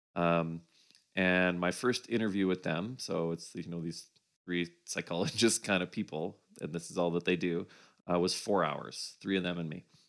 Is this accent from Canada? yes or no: yes; Winnipeg, Manitoba, Canada; moved away as an adult; a partner and I moved from Winnipeg, which is where uh, I grew up